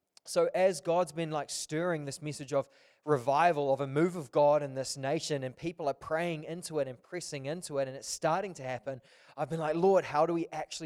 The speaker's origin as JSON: {"language": "English", "region": "Auckland", "country": "New Zealand", "said": "I'm from Auckland."}